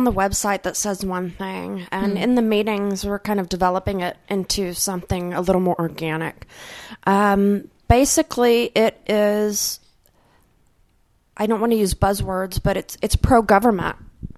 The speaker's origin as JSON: {"language": "English", "town": "Dallas", "region": "Texas", "country": "United States", "tie": "born or raised there", "said": "I grew up here in Dallas. What used to be North Dallas"}